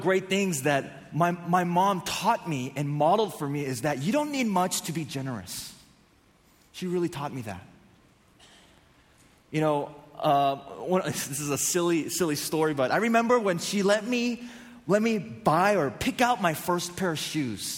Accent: San Diego, California, United States; I grew up in North San Diego

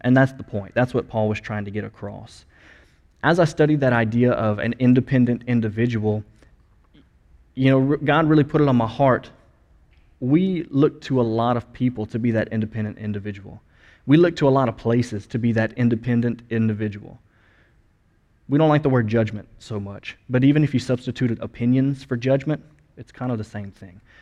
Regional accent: United States; first language English; us as as Americans and as English speakers

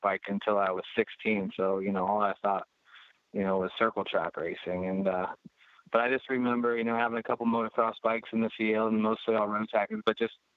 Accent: Mossville, Illinois, United States; also born or lived in Denver, Colorado; right around Peoria. I've been here since 4 years old, so this is all I know is home

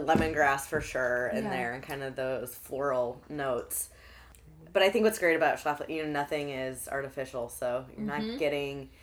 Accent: Alton, Illinois, United States; also born or lived in Chicago, Illinois; now in St. Louis, United States; I'm from Alton, Illinois, originally.

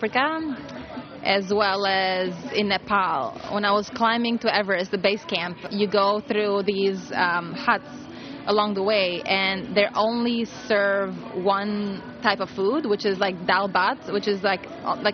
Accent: Albania; moved away; I come from Europe, so my ideal vacation is in Europe. It has to be in my country, in Albania

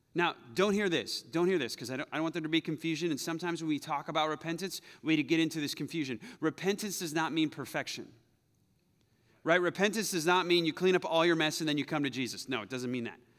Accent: United States; I'm American

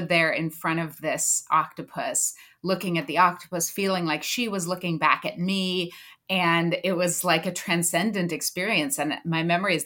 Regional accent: Southern California, United States; I grew up in Southern California, going to the beaches and to Catalina Island

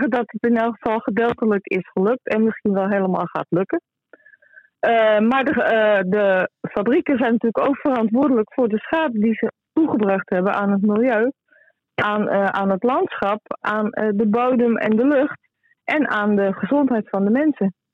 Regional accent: North Holland, Netherlands; wij als Noord-Hollanders

